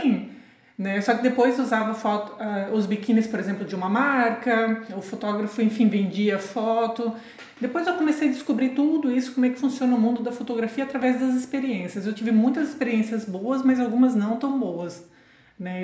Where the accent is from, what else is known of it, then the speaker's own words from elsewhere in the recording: Blumenau, Santa Catarina, Brazil; moved away as an adult; also born or lived in Boston / Lisbon; now in Portugal; na mesma cidade, né, onde eu nasci e cresci, sim, sou de Blumenau.